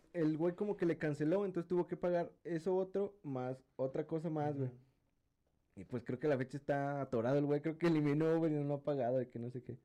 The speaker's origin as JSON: {"language": "Spanish", "region": "San Luis Potosí", "country": "Mexico", "said": "como buen potosino"}